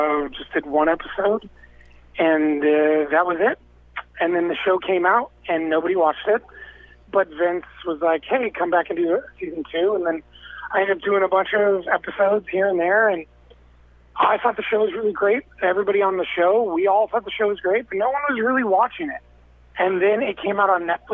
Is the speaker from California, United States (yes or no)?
yes; California, United States; I grew up in California, so I'm a little laid back